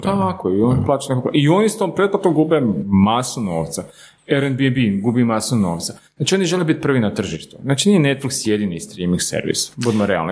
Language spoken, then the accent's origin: Croatian; Slavonski Brod, Brod-Posavina County, Croatia; moved away as an adult; now in Zagreb, Croatia; mi smo iz Slavonskog broda, jel? Tu smo u Zagrebu već na jedno 10 plus godina.